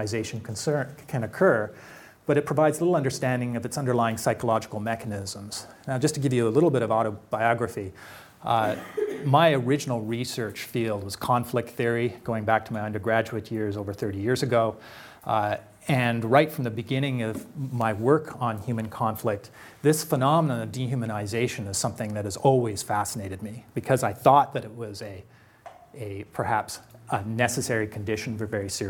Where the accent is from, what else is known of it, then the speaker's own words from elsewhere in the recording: Canada; being a Canadian